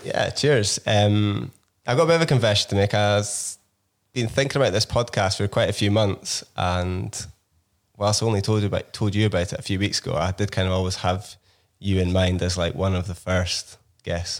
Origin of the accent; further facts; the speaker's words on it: Inverness, Scotland, United Kingdom; my hometown of Inverness in the north of Scotland